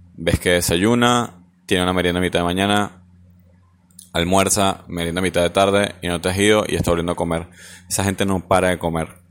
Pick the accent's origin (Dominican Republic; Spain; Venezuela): Venezuela; now in Argentina; somos los venezolanos